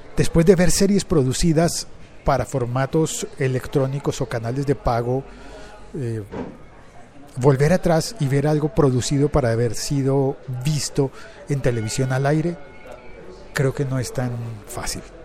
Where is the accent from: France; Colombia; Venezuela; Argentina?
Colombia; el, país en el que yo vivo y transmito, origino este podcast, es el país de narcos